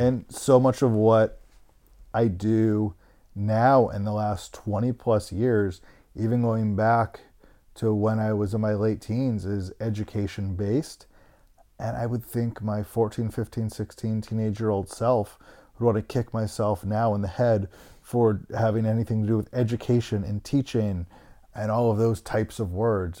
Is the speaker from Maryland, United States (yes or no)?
yes; Bethesda, Maryland, United States; also born or lived in Canton, Ohio; I was born in Canton, Ohio. I moved after third grade to Bethesda, Maryland